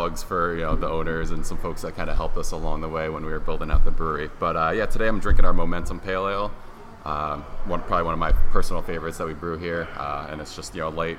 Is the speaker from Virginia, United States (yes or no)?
no; Colonie, New York, United States; Yes, I'm a local guy. I grew up in Colony, New York. Went to Colony High School. Pretty much been in the area my whole life.